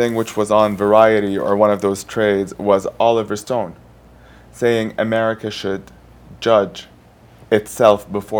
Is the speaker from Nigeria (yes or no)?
no; Saudi Arabia; moved away as an adult; also born or lived in Hollywood / London; I grew up in Saudi.